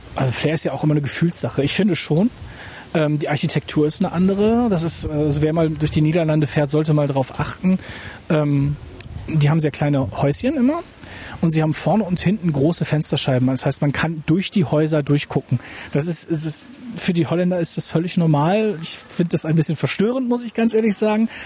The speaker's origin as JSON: {"language": "German", "town": "Lingen", "region": "Lower Saxony", "country": "Germany", "tie": "born or raised there", "said": "meine Heimatstadt Lingen"}